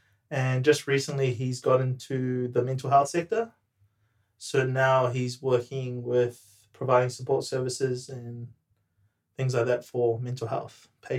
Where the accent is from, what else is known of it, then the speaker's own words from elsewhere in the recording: New Zealand; moved away as an adult; now in Melbourne, Australia; My background is Samoan Tongan. Born and raised in New Zealand. Lived in multiple countries during my time, but now just resided in Melbourne for the last 4 years.